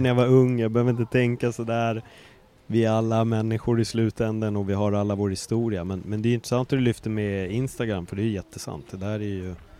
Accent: Stockholm, Stockholm County, Sweden; moved away; also born or lived in Östberga, Stockholm; jag var bara en jävla stockholmare

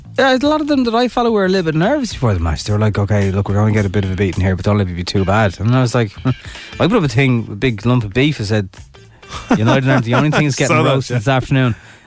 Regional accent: Ireland

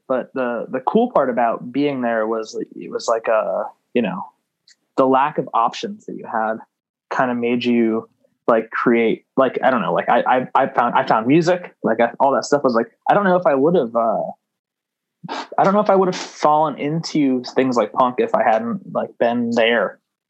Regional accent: Gloucester, Massachusetts, United States; I am from Gloucester, Massachusetts.

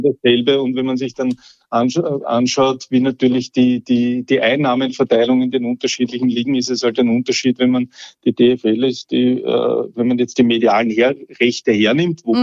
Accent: Austria; bei uns in Österreich

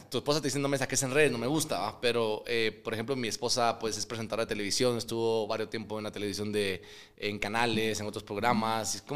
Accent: Guatemala; que soy más chapín que el pollo de Guate.

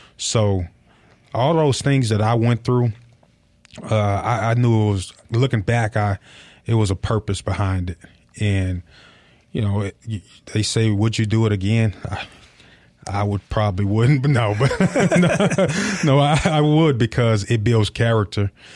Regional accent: Tennessee, United States; moved away; also born or lived in Mississippi; I feel like I'm from Mississippi rather than Tennessee.

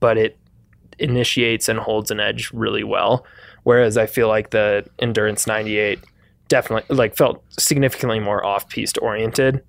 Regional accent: Wisconsin, United States; moved away; I'm from Wisconsin

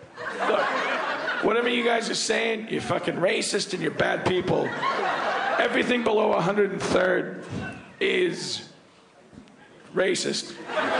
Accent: New York, United States; I'm from New York. I've lived here my whole life.

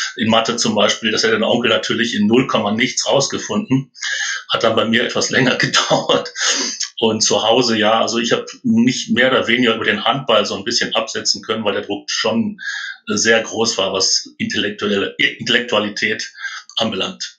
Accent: North Rhine-Westphalia, Germany; moved away; also born or lived in Munich; Als Ostwestfale spricht man etwas schneller.

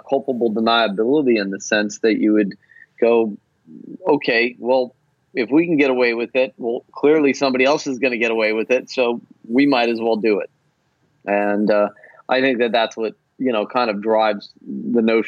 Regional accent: Denver, Colorado, United States; I grew up in Denver, Colorado

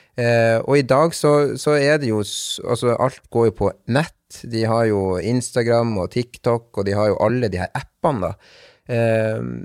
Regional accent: Bodø, Nordland, Norway; also born or lived in Cali, Colombia; jeg er adoptert fra Colombia, fra en, eh, en, by som heter Cali. Um, og kom da til Bodø i mars 1995. Var rundt 22 måneder gammel

